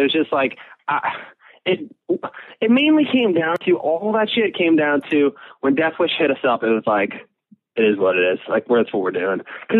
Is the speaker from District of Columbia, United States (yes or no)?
no; Chicago, Illinois, United States; also born or lived in Milwaukee; Actually, I was born in Chicago and then my parents had me when we were like, they were like my age, like now, like 18.